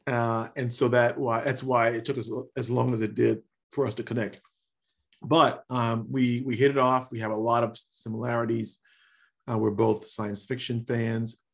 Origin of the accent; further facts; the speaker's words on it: Chicago, Illinois, United States; moved away; also born or lived in Cincinnati; I'm from Chicago, but I, I went to school, uh, went to college in Cincinnati.